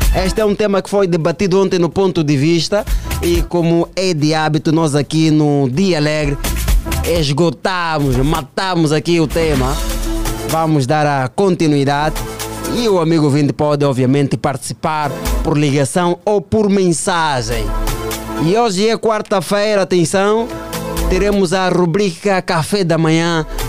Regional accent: Angola; todos nós, enquanto angolanos, enquanto filhos desta pátria

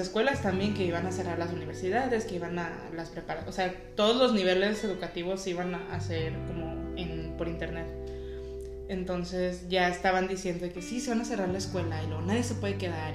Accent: Ciudad Juárez, Chihuahua, Mexico; also born or lived in El Paso, Texas, United States; now in United States; yo soy de Ciudad Juárez

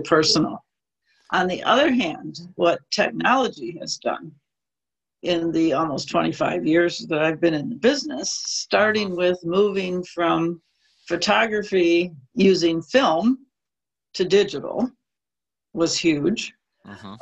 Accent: Midwest, United States; also born or lived in New York City; now in California, United States; But I moved to California from New York City, grew up in the Midwest

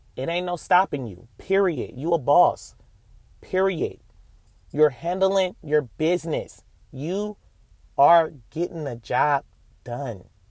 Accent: Oakland, California, United States; I'm from Oakland, California

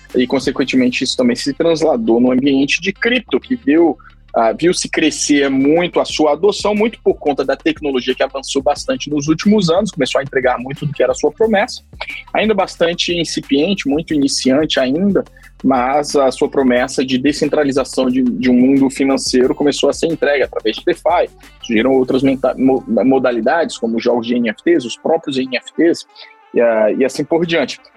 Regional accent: Brazil; now in Geneva, Switzerland; já estou há mais de 10, mais de 10 anos morando fora do Brasil, vários países, aqui na Suíça quase 10 anos

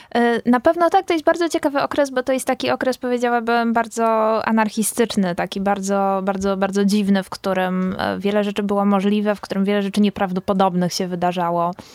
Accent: Silesian Voivodeship, Poland; Ja jestem z, ze Śląska Górnego

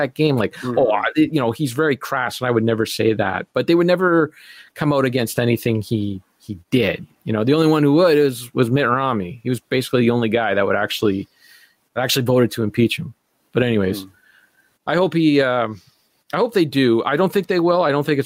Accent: Canada; as a Canadian, and as an ignorant Canadian

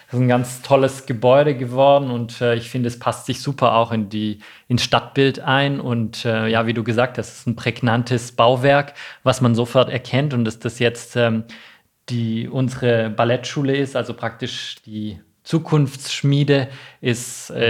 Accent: Baden-Württemberg, Germany; Ich bin, bin nicht in Stuttgart äh, aufgewachsen, sondern äh, in der Nähe von Tübingen.

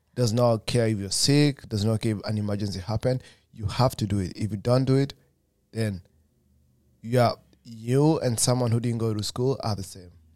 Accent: Kenya; moved away as an adult; I'm from Kenya as well

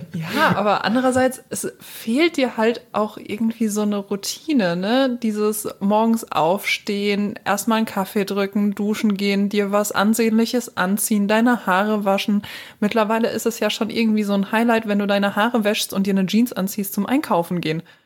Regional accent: Germany; wir Deutschen

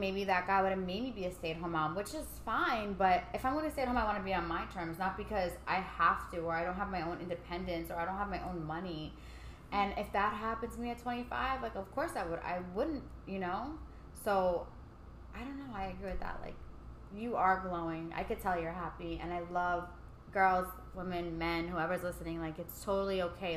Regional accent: New York City, New York, United States; growing up in Staten Island

